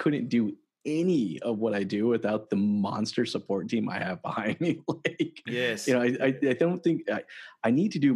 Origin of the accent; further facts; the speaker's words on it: United States; moved away as an adult; now in Toronto, Canada; I'm actually American. I moved to Canada roughly about 10 years ago